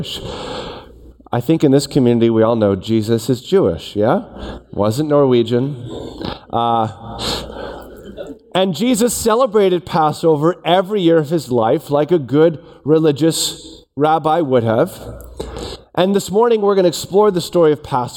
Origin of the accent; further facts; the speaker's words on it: Toronto, Ontario, Canada; I grew up in Toronto.